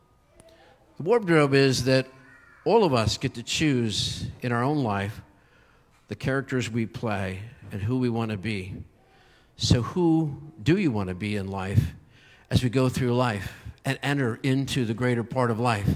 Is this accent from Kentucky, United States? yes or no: no; Pennsylvania, United States; I grew up in Pennsylvania